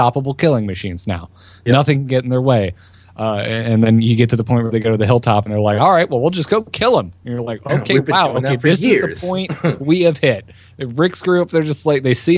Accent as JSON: {"language": "English", "region": "the South", "country": "United States", "tie": "born or raised there", "said": "I grew up in the South"}